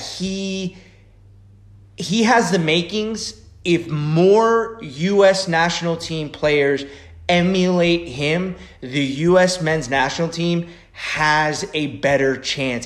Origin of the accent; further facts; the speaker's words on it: Frederick, Maryland, United States; I grew up most of my most of my adolescence. I grew up in Frederick, Maryland